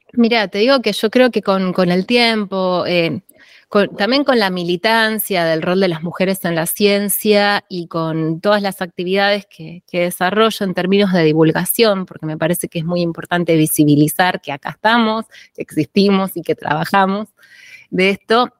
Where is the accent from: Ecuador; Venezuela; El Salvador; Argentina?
Argentina; Tandil, Buenos Aires Province; yo nací en Tandil, en la provincia de Buenos Aires, que es una ciudad serrana